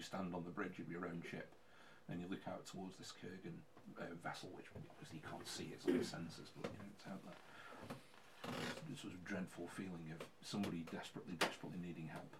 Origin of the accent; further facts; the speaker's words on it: England, United Kingdom; we are English